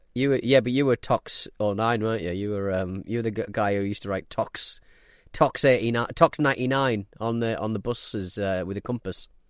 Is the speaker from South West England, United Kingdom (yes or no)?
no; north of Scotland, United Kingdom; we're from Scotland and north of Scotland